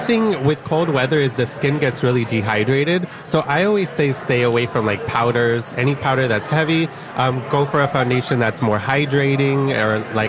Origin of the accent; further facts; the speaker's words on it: San Francisco, California, United States; now in Los Angeles, United States; I moved to LA. I'm from San Francisco.